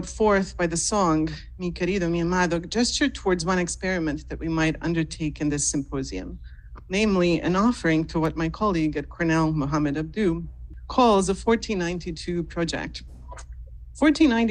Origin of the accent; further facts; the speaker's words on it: Mostar, Federation of Bosnia and Herzegovina, Bosnia & Herzegovina; moved away; my hometown in Mostar, which is in Bosnia and Herzegovina